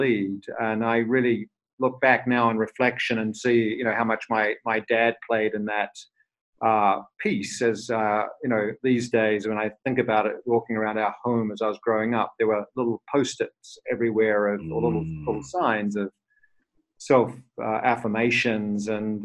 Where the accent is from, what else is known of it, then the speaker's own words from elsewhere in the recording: New Zealand; moved away as an adult; also born or lived in London; I'm a New Zealander who left New Zealand many years ago and traveled to London